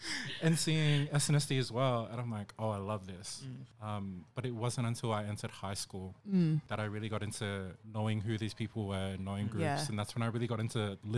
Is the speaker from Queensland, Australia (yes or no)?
no; Sydney, New South Wales, Australia; I'm of Itoke background. I'm Fijian. I grew up born and raised on Darug land. So that's Mount Druitt, Blacktown City Council.